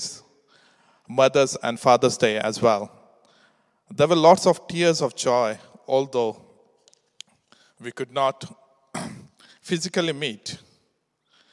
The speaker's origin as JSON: {"language": "English", "country": "India", "second_language": "English", "moved": "as an adult", "lives_now": "England", "said": "We come to England from India 15 years ago to work."}